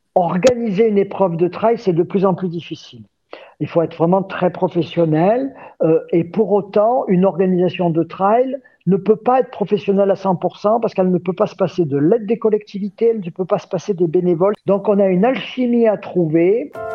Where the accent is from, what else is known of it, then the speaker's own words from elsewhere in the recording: Gap, Provence-Alpes-Côte d'Azur, France; moved away as an adult; je suis né euh, à Gap, dans les Hautes-Alpes. Je suis ce qu'on appelle un Gapensé